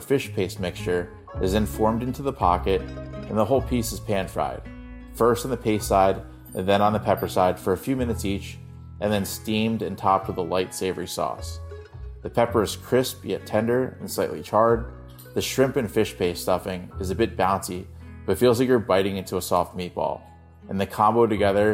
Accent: New York City, New York, United States; now in Jersey City, United States; I grew up eating this in energetic and bustling dim sum halls in Chinatown, NYC with my family

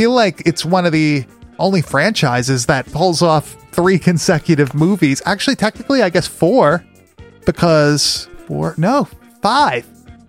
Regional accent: Long Island, New York, United States; growing up on Long Island.

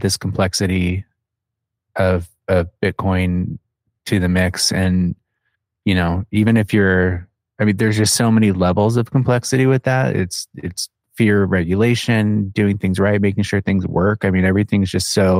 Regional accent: Phoenix, Arizona, United States; I'm from Phoenix, where everything's far away

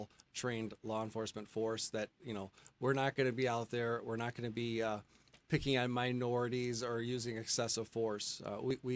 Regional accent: West Bloomfield, Michigan, United States; I came back to a community that I grew up in here in West Bloomfield

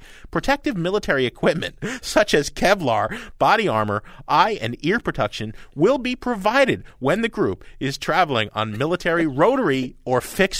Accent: Jersey City, New Jersey, United States; I'm a Jersey boy, okay? I grew up in Jersey City, New Jersey, which is really the armpit of the universe.

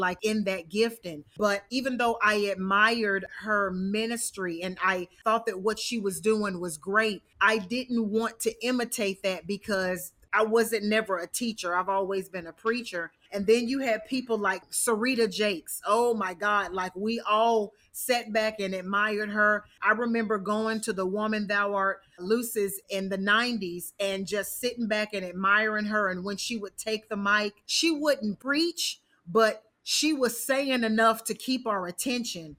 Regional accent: the South, United States; growing up in the South

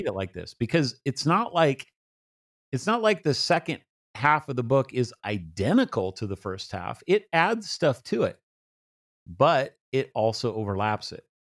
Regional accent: United States; I'm an American

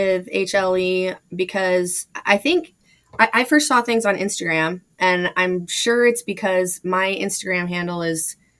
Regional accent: Alaska, United States; I'm here at my home state

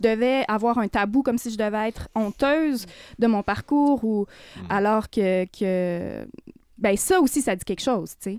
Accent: Côte-Nord, Quebec, Canada; moved away; moi, mon frère, on est parti de la Côte-Nord assez tôt

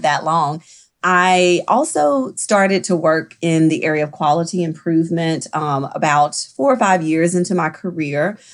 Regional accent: the South, United States; I also am from the South. I practice in the South. I grew up in the South

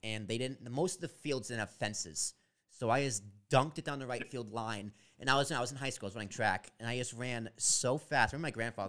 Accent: Massachusetts, United States; I was born in Massachusetts

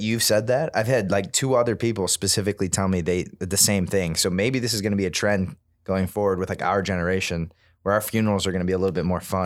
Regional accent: Midwest, United States; We grew up in the Midwest

